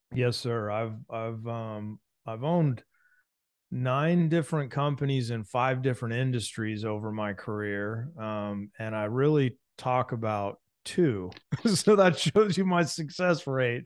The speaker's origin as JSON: {"language": "English", "town": "San Diego", "region": "California", "country": "United States", "said": "I'm a Southern California boy, so I'm from San Diego"}